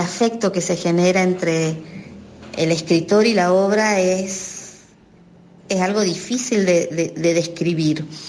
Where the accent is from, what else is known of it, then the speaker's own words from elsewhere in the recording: Mendoza, Argentina; moved away as an adult; now in San Juan, Argentina; soy mendocina, pero hace más de 20 años, me vine a vivir a San Juan